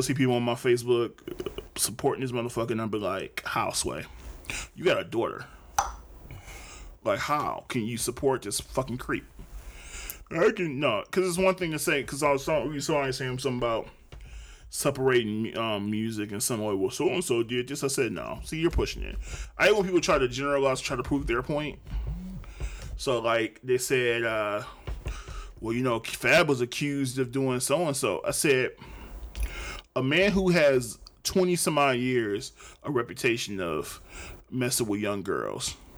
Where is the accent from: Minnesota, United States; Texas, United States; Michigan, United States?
Michigan, United States; Detroit; Born and raised in Detroit